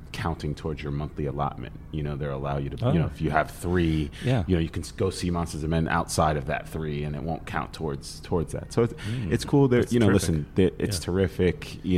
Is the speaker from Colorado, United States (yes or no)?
no; New York City, New York, United States; I grew up in Staten Island